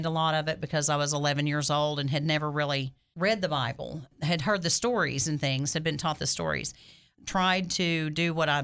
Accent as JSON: {"language": "English", "town": "Heber Springs", "region": "Arkansas", "country": "United States", "tie": "born or raised there", "also_born_or_lived": "Little Rock, Arkansas", "moved": "as an adult", "lives_now": "Cabot, United States", "said": "I grew up in a very small town. I grew up in Heber Springs, and I'm the youngest of nine children"}